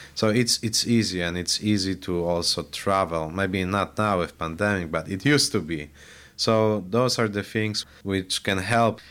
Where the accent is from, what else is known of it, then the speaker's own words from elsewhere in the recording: Poland; now in Highland, United States; I was born and raised in Poland